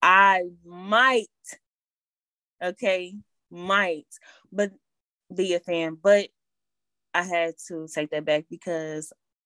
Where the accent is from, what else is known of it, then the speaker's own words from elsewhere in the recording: Kansas City, United States; also born or lived in California; It's hard growing up in Kansas City, being a Raiders fan.